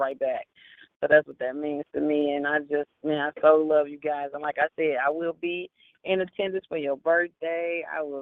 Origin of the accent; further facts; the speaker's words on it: Chicago, Illinois, United States; I'm from Chicago.